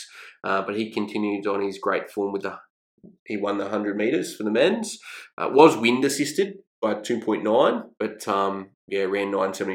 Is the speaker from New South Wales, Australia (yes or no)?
no; Redcliffe, Queensland, Australia; I grew up with him in Redcliffe